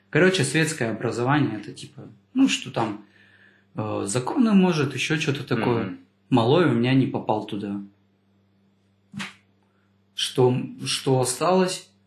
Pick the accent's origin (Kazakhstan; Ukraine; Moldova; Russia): Kazakhstan; С вами был, как всегда … казах, да.